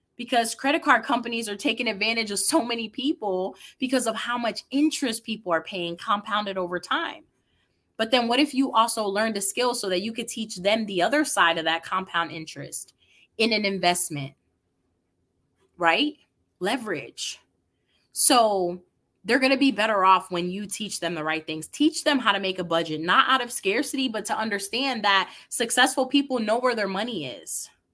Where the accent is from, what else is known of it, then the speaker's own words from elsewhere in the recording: New York City, New York, United States; I grew up in the Bronx, New York.